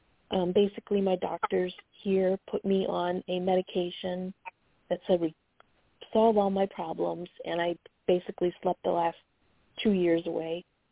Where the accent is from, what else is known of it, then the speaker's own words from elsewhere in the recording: Chicago, Illinois, United States; I'm from Chicago